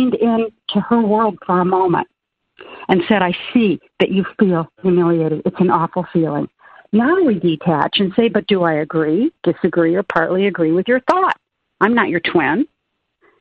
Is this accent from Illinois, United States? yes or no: yes; Peoria, Illinois, United States; moved away as an adult; now in Florida, United States; I grew up in Illinois, in Peoria